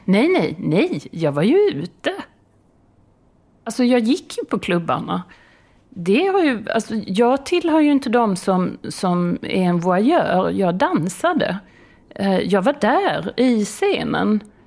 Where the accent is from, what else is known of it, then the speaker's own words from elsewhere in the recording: Skåne, Sweden; moved away; jag är, jag är från Skåne